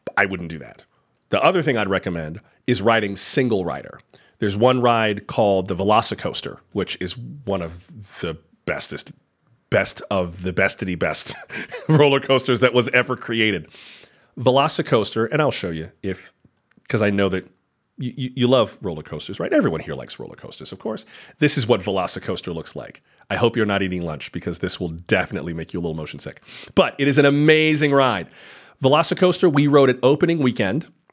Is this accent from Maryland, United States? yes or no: no; Florida, United States; I am from Florida, born and raised